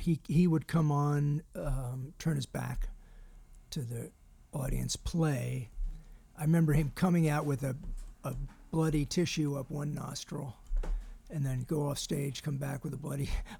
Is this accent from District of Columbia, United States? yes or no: yes; Washington, District of Columbia, United States; moved away; also born or lived in New York City; I grew up in Washington, D.C.